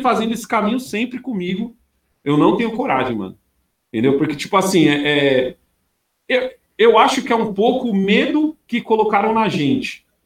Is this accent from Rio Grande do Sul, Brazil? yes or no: no; São Paulo, Brazil; moved away as an adult; also born or lived in São Caetano do Sul; now in Australia; eu nasci em São Caetano, mas minha mãe, a vivência minha foi toda entre ali a Vila Prudente e a Moca